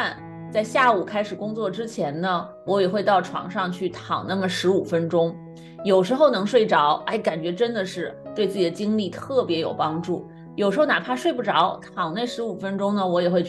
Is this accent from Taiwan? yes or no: no; China; 那么我们今天呢，就一起来聊一聊午睡和我们中国人都很关心的这个下午打盹儿这个事情。